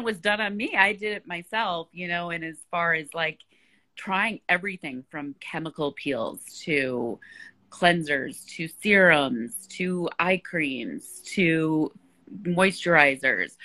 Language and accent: English; Chicago, Illinois, United States; moved away; And you're in Chicago, my hometown